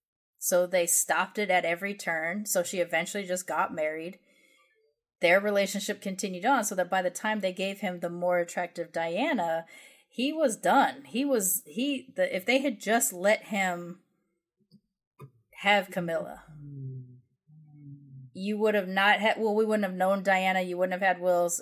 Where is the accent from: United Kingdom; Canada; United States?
United Kingdom; which is one of the hugest things as a British person to see your monarchs like literally mourning in front of you.